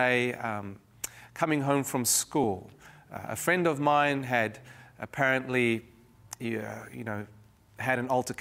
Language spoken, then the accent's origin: English; Cape Town, Western Cape, South Africa; growing up in Cape Town, South Africa during the 70s and early 80s